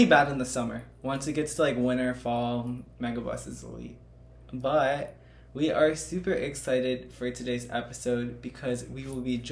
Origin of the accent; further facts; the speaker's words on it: Chicago, Illinois, United States; I'm from South Shore